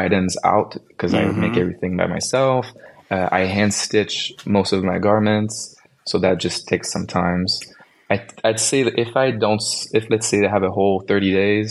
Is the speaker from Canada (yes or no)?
yes; Canada; I'm from Canada.